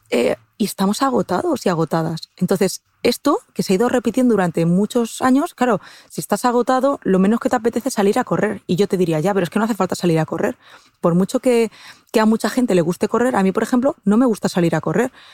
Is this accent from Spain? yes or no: yes; Castilla-La Mancha, Spain; yo es que soy manchega, soy de Castilla-La Mancha